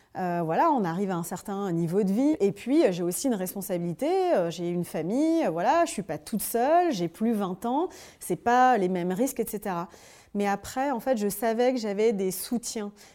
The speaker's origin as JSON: {"language": "French", "town": "Dijon", "region": "Bourgogne-Franche-Comté", "country": "France", "also_born_or_lived": "Paris", "moved": "as an adult", "said": "Je monte à Paris, comme on dit, nous les gens de province, que je viens de Dijon"}